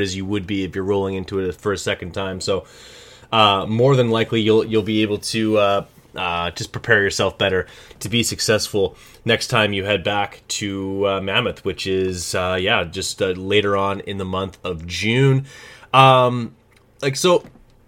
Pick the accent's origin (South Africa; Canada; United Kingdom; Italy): Canada; as a Canadian